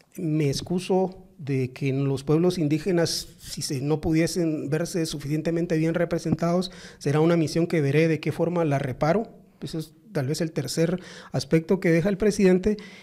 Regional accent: Zacapa, Guatemala; los que somos de Zacapa

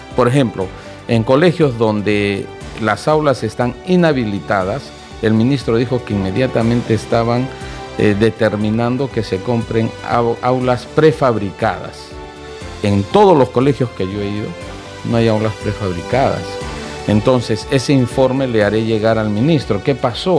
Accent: Arequipa, Peru; yo soy de Arequipa

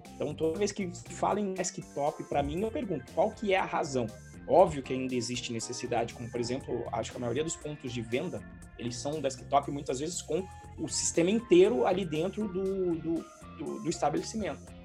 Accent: Santos, São Paulo, Brazil; nasci em Santos e eu surfava

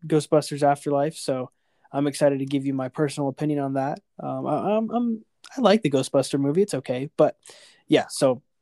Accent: Texas, United States; I'm from Texas

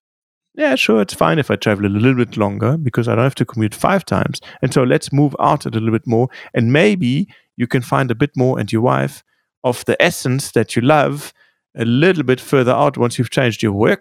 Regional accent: Munich, Bavaria, Germany; I grew up skiing in Munich.

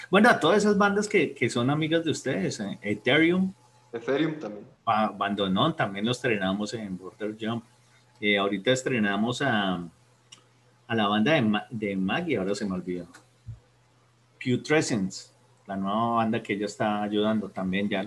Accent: San Luis Potosí, Mexico; Sí, sí, sí. No, en San Luis Potosí.

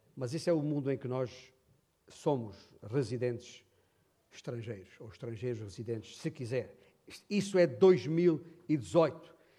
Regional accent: Beja, Alentejo, Portugal; nascido e criado em, em Beja

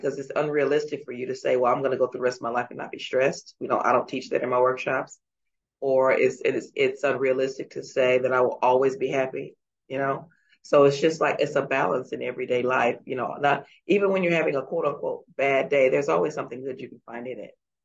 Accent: Dallas, Texas, United States; moved away as an adult; now in Abu Dhabi, United Arab Emirates; I am born and raised in Dallas, Texas, but I actually live in Abu Dhabi

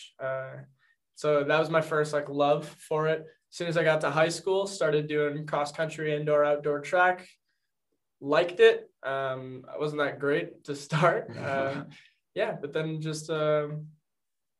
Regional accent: North Reading, Massachusetts, United States; moved away as an adult; now in Worcester, United States; I am from North Reading, Massachusetts, originally

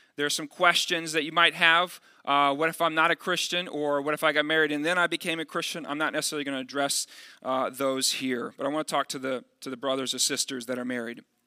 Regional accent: Dallas, Texas, United States; moved away; also born or lived in Midwest; I'm from the Dallas area

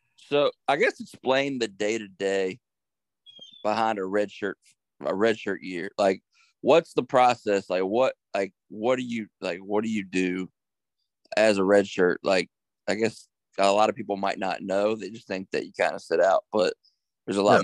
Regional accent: Harrisonburg, Virginia, United States; I grew up in Harrisonburg

